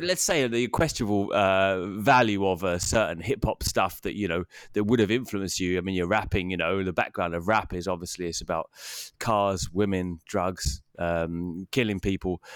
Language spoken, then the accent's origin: English; England, United Kingdom